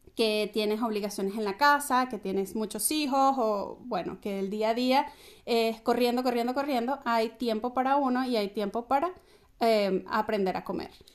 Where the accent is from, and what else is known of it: Venezuela